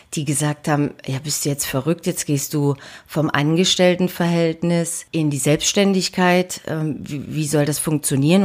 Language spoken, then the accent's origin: German; Dresden, Saxony, Germany; born or raised there; moved away